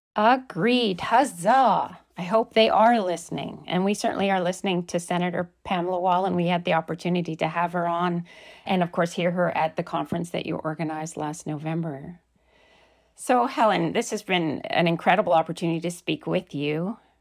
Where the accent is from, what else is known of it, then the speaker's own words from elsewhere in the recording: Canada; as a Canadian